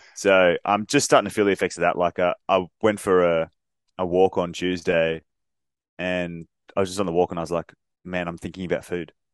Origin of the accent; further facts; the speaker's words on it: Australia; us being Australian